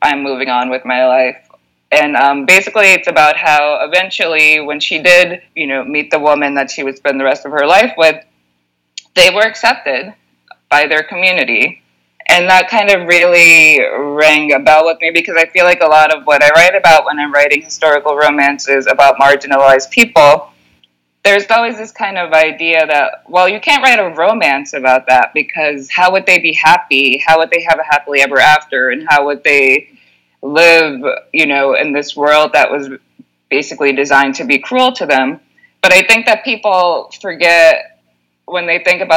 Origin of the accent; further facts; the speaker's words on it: New York City, New York, United States; moved away; I grew up in New York